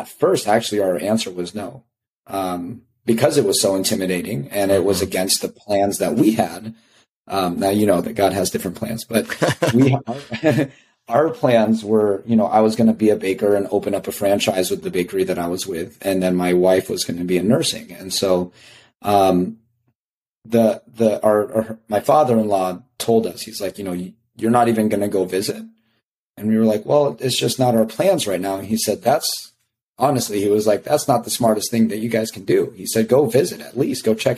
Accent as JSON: {"language": "English", "town": "Las Vegas", "region": "Nevada", "country": "United States", "moved": "yes", "lives_now": "Champaign, United States", "said": "being from Las Vegas, that was super helpful because I like to think that I'm now a Midwesterner, but I'm still a city boy, you know, like coming from Las Vegas, it's huge"}